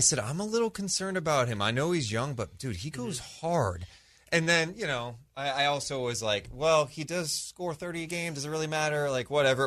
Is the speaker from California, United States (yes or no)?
yes; Sacramento, California, United States; we're all born and raised in Sacramento